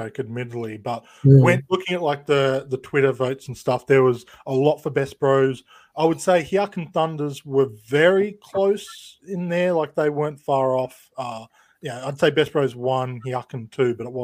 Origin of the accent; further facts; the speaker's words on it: Australia; being an Australian